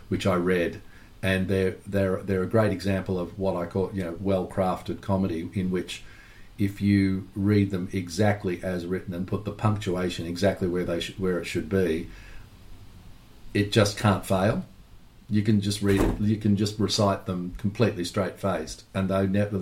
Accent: Melbourne, Victoria, Australia; growing up in Melbourne

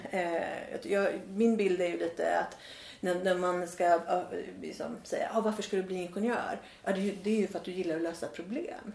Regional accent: Värmland, Sweden; moved away; also born or lived in Australia; jag har ju en väldigt stark känsla av att vara värmlänning.

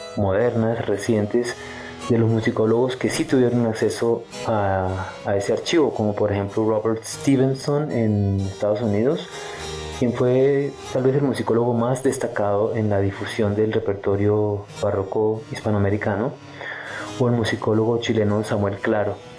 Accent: Colombia; éramos colombianos

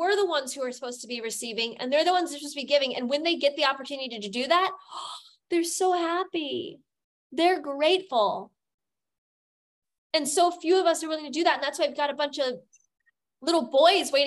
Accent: United States; now in Germany; I'm an American

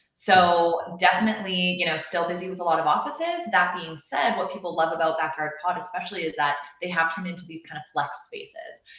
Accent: Canada; moved away as an adult; now in Austin, United States; I'm, I'm from Canada originally

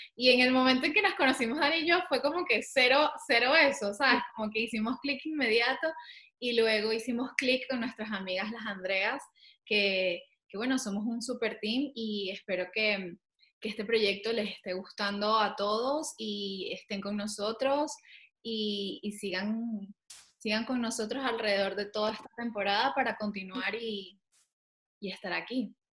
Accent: Venezuela; moved away as an adult; also born or lived in Caracas; now in Madrid, Spain; Yo vivo también en Madrid, soy venezolana, pero vivo en Madrid

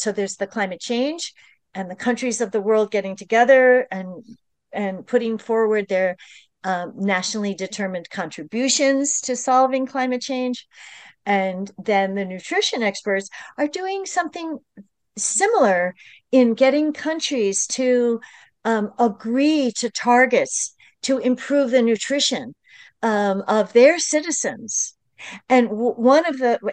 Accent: New York, United States; I'm from the New York metropolitan region

